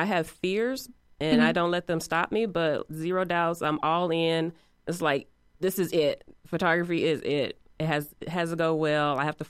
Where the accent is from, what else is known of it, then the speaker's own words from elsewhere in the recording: East Chicago, Indiana, United States; now in Indianapolis, United States; I am originally from Northwest Indiana, East Chicago to be exact. And I have been in Indianapolis for about the past 20 years.